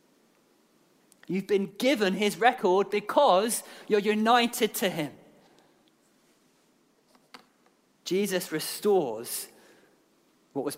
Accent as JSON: {"language": "English", "country": "Guernsey", "moved": "yes", "said": "I'm from Guernsey"}